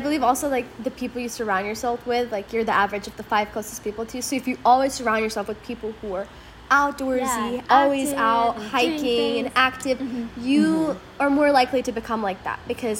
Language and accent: English; Lithuania; moved away; I'm from Europe myself. I'm from Lithuania. So I used to come to London all the time